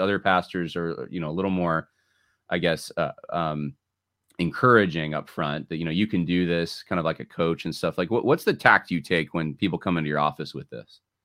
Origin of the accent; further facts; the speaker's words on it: New York, United States; my, my parents are from California, but I grew up in the Northeast. I grew up in New York